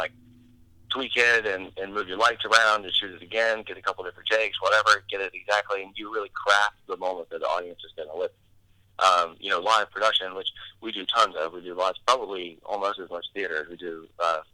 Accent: West Virginia, United States; now in Pittsburgh, United States; I'm from West Virginia originally

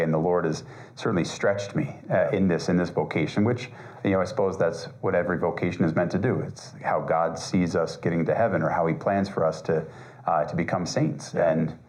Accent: Colorado, United States; also born or lived in Florida; I am the pastor of Holy Apostles Parish here in Colorado Springs. I grew up here in Colorado, although I was born in Florida.

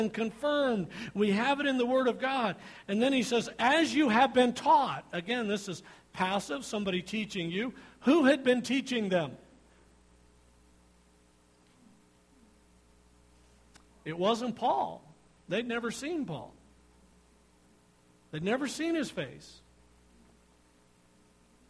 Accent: United States; We are American Christians

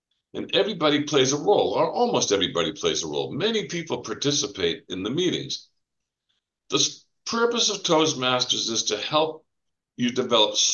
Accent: New England, Massachusetts, United States; moved away as an adult; also born or lived in west coast of Florida; now in Florida, United States; I grew up in New England, Massachusetts. If you couldn't tell by my accent

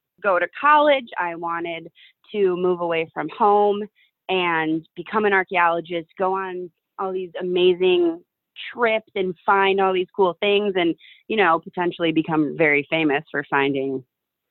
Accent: Winnetka, Illinois, United States; also born or lived in New Hampshire; I grew up in Winnetka, Illinois, which is the suburbs of Chicago as well.

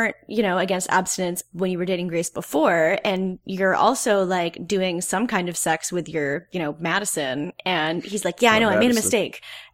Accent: Canada; I'm also Canadian

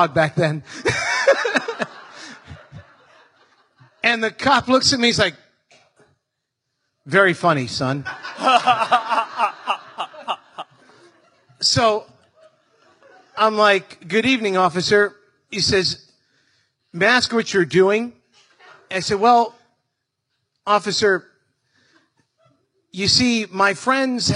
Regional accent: Miami, Florida, United States; I was raised in Miami

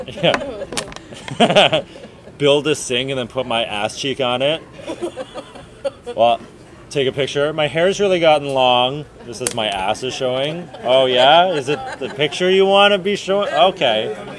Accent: Ireland; No. Okay. I'm Irish.

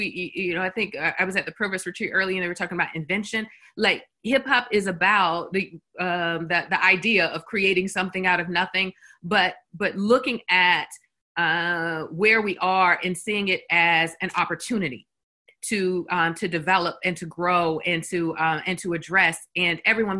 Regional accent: Columbia, South Carolina, United States; I'm an alum of University of South Carolina. And so, I'm from Columbia, and I went here in the 90s for undergrad.

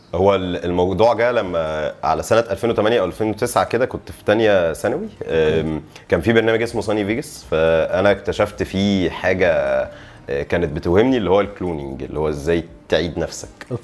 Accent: Alexandria, Alexandria Governorate, Egypt; انا اسكندراني والمين ماركت بتاعي او شغلي هو القاهره

